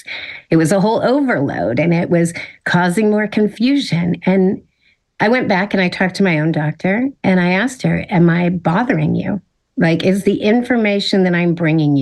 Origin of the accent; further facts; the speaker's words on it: Silicon Valley, California, United States; I grew up in Silicon Valley. So technology has kind of been ingrained since I was a kid